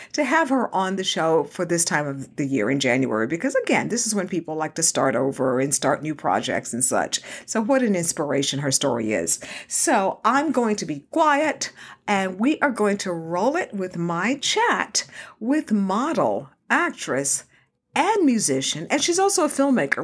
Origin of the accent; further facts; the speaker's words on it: Houston, Texas, United States; also born or lived in Dallas, Texas; I grew up in uh, Houston. I was born in Dallas, and so I'm very familiar, of course, with Texas